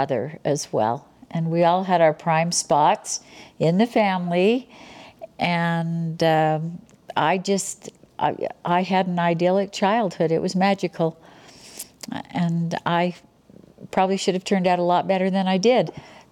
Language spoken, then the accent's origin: English; Salt Lake City, Utah, United States; I'm a local girl, so I was born and raised here in Salt Lake